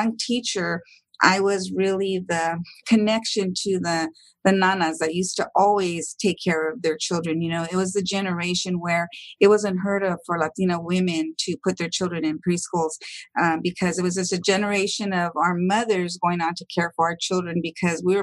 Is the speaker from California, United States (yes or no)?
yes; Los Angeles, California, United States; I was born and raised in the beautiful city of Los Angeles